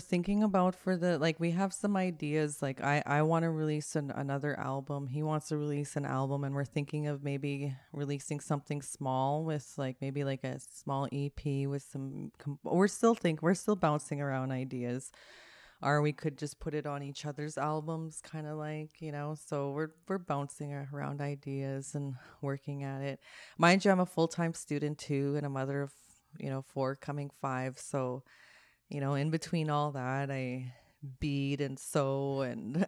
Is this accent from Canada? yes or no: yes; Winnipeg, Manitoba, Canada; I'm from Winnipeg